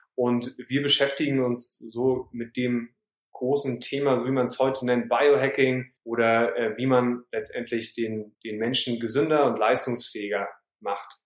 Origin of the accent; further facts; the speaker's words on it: Heidelberg, Baden-Württemberg, Germany; moved away as an adult; now in Hamburg, Germany; Ich bin in, äh, im Süden geboren, in Heidelberg, wo ich auch gerade jetzt bin, bei meinen Eltern zu Hause übers Wochenende. Aber seit 2012 Wahlhamburger